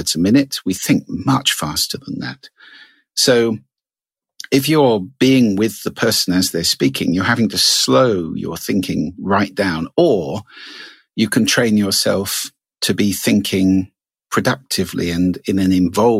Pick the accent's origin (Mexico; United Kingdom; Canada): United Kingdom; I'm British.